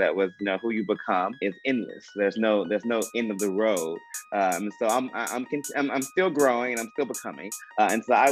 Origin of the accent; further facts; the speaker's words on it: Memphis, Tennessee, United States; I've born and raised in Memphis my entire life.